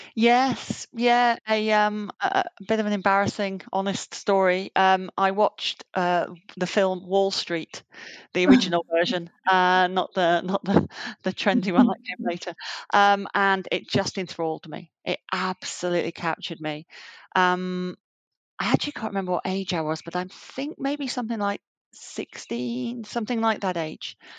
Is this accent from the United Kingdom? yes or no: yes; Yorkshire and the Humber, United Kingdom; moved away as an adult; also born or lived in Southampton; now in London, United Kingdom; I grew up in Yorkshire, um, in the north of England.